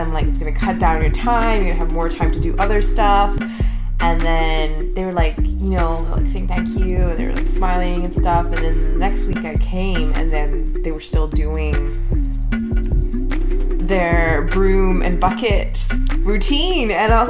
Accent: Sri Lanka; now in Canada; Tamil, Sri Lankan, Canadian. Actually, I went back, not even as a Canadian, back to Sri Lanka and did voluntary work.

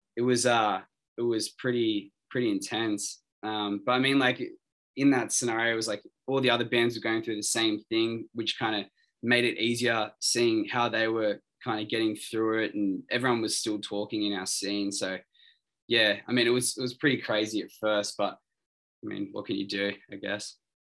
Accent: Sydney, New South Wales, Australia; we're all from Sydney

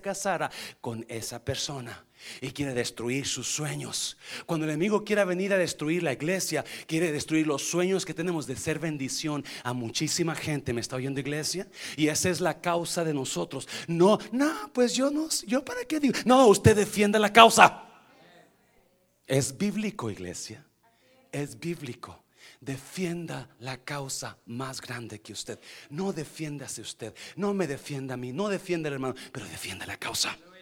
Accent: Nayarit, Mexico; moved away as an adult; un día dejé mi pueblito de 50 personas

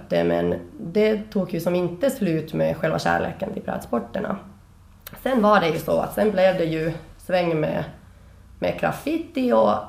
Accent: Finland; now in Sweden; Jag tror jag varje år när jag är från Finland jag blir mer finsk.

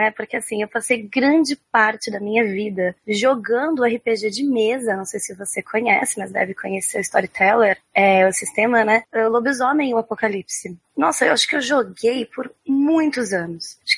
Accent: Santos, São Paulo, Brazil; porque eu sou santista, né? Moro aqui na praia.

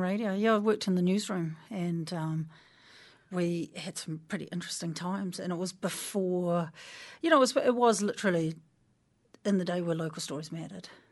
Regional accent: Waipukurau / Porangahau, Hawke's Bay, New Zealand; now in Wellington, New Zealand; born in Waipukera, uh, hospital, maternity home, gone

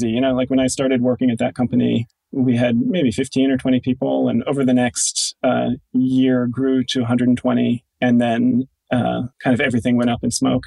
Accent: California, United States; also born or lived in Italy / Ohio; I'm from California originally

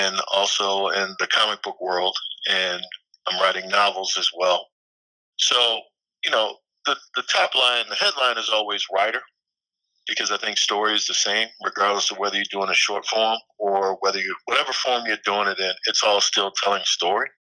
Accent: Annapolis, Maryland, United States; moved away as an adult; I come from Annapolis, Maryland, which is a small town outside of Baltimore.

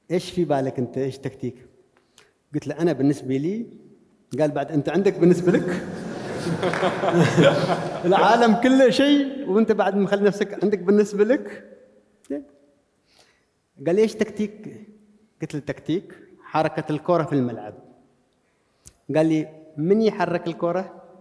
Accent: Sanaa, Amanat Al Asimah, Yemen; أنا واحد جاي من عمان من صنعاء

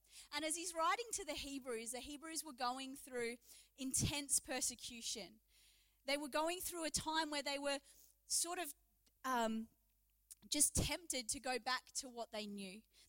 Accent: New Zealand; also born or lived in England / Adelaide; now in Geelong, Australia; I am from Geelong. And they're like, Geelong, that's weird. I lived in Adelaide. Oh, okay. Like, I was born in England. And they're like, England? I spent my childhood in New Zealand

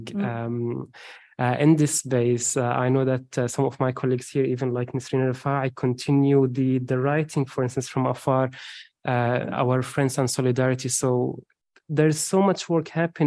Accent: Homs, Homs Governorate, Syria; moved away as an adult; I'm Syrian from Homs, which is the third largest city in Syria after Damascus and Aleppo.

